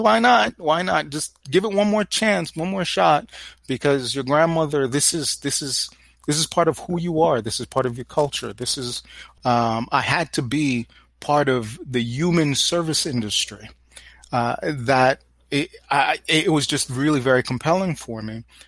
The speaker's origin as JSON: {"language": "English", "town": "New York City", "region": "New York", "country": "United States", "tie": "born or raised there", "said": "I grew up in New York City, Brooklyn specifically"}